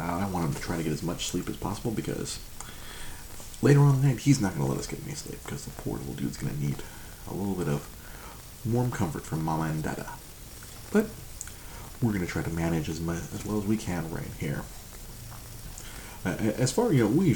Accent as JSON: {"language": "English", "town": "Monterey Park", "region": "California", "country": "United States", "tie": "born or raised there", "said": "I grew up in Monterey Park, surrounded by a lot of my Asian brethren."}